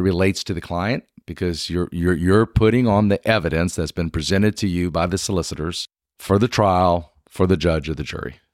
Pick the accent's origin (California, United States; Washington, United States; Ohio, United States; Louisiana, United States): Louisiana, United States; South; moved away as an adult; now in Lexington, United States; I'm originally from South Louisiana